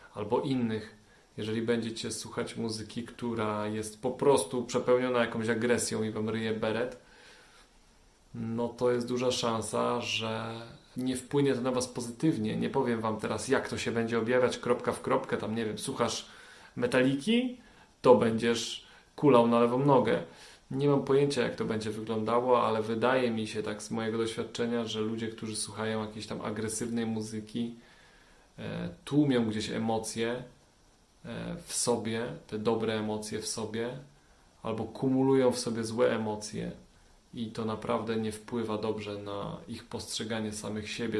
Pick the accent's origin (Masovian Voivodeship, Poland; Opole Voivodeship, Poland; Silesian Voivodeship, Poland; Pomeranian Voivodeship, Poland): Silesian Voivodeship, Poland; Częstochowa; wychowałem się w Częstochowie na blokowisku